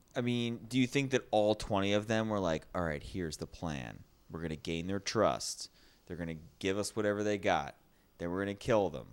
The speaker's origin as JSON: {"language": "English", "country": "United States", "said": "I'm an American, not a Canadian"}